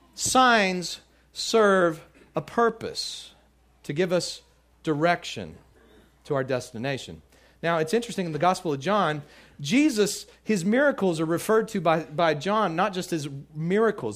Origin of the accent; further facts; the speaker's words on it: Midland, Texas, United States; moved away; also born or lived in Louisiana; I grew up out in, in Midland, Texas, and lived out in the, in the country a little bit